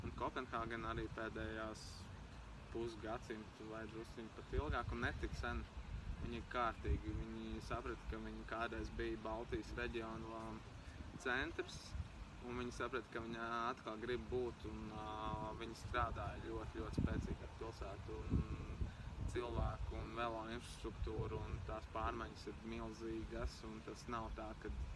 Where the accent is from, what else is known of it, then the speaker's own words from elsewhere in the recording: Kārsava, Latgale, Latvia; moved away as an adult; now in Riga, Latvia; esmu pabeidzis skolu Kārsavā, vidusskolu un uh, arī mūzikas skolu.